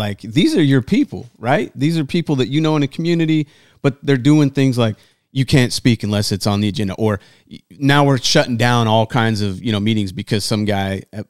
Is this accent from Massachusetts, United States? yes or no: no; Wyoming, United States; I'm from Wyoming. Yeah. I've forgotten more than people know about guns.